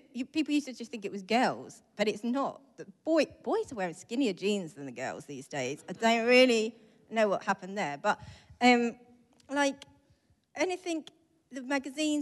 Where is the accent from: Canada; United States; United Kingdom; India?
United Kingdom; St Albans, East of England; also born or lived in Israel; I'm from St. Albans